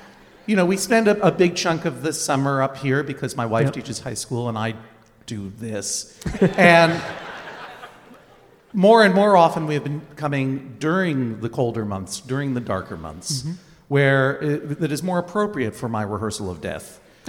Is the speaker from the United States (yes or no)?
yes; Massachusetts, United States; also born or lived in Maine; now in Brooklyn, United States; I grew up in Massachusetts. Thank you very much. I have lived and continue to live very happily most of the time in Brooklyn, New York.